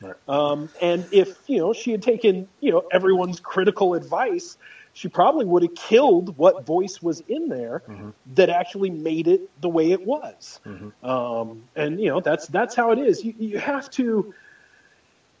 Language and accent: English; Oregon, United States; I grew up in Oregon